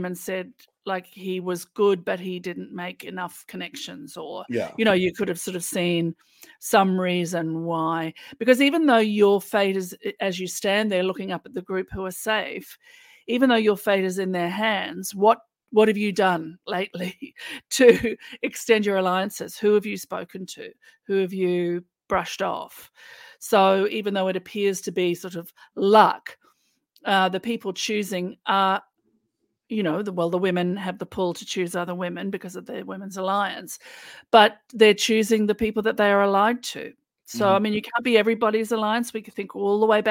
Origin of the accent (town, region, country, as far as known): Australia